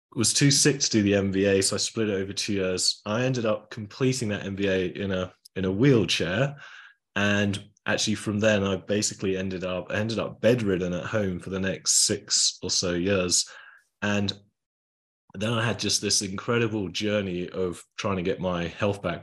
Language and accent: English; England, United Kingdom; I was from England.